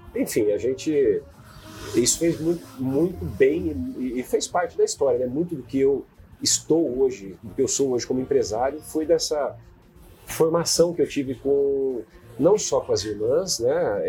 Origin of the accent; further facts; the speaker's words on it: Terra Boa, Paraná, Brazil; eu nasci em Terra Boa, com, com, com avô, com avó no sítio, com pai, com mãe